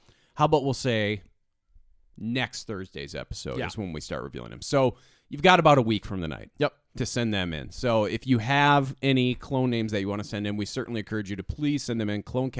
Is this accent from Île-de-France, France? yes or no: no; Le Havre, Normandy, France; Little did you know, I come from Normandy.